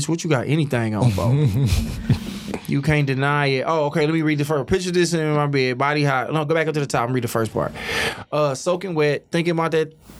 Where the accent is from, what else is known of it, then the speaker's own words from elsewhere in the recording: Oak Park, Michigan, United States; Like, I tell niggas I'm from Detroit, and then I'm like, I'm really from Oak Park.